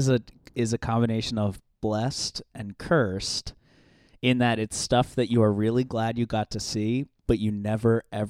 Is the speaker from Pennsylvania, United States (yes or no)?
yes; Pennsylvania, United States; also born or lived in Baltimore, Maryland; I grew up there, but as soon as it was time to start going to school, we moved to Pennsylvania.